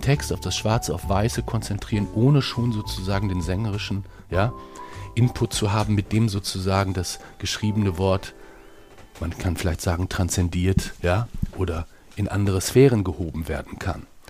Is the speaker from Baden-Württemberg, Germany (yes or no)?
no; Bielefeld, North Rhine-Westphalia, Germany; moved away; also born or lived in Hamburg; als Bielefelder, der ich bin